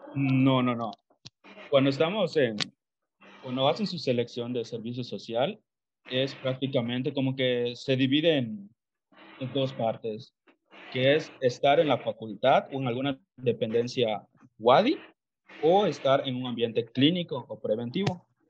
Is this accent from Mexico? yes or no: yes; Calkiní, Campeche, Mexico; yo soy de Calquiní, Campeche, para los que no sepan, es una ciudad a una hora más o menos de la ciudad de Mérida.